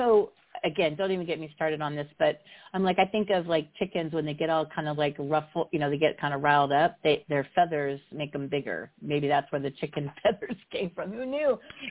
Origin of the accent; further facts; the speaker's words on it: Midwest, United States; now in San Diego, United States; because I'm from the Midwest